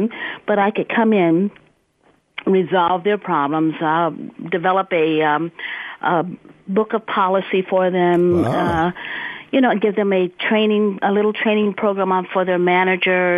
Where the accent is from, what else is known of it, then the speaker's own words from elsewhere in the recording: Stockton, California, United States; also born or lived in Silicon Valley, California; I'm a native Californian, second generation. I came from Central Valley, born and raised in Stockton, California